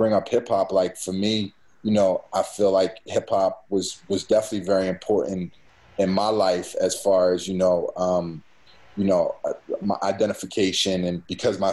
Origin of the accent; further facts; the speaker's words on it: Philadelphia, Pennsylvania, United States; also born or lived in Boston; growing up in Philly